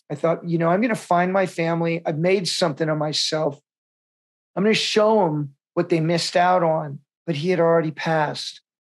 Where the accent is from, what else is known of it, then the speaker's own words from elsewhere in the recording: Vietnam; born there; It felt like it was my real homecoming. I was born in Vietnam.